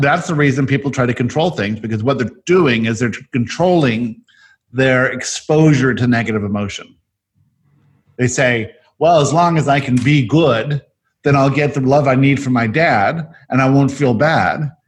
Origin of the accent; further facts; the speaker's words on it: South Africa; I was born in South Africa